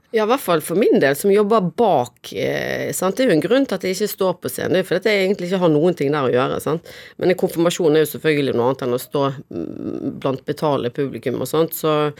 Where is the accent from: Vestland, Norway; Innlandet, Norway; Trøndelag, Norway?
Vestland, Norway; Bergen; moved away; Minde. Jeg vokste opp på Minde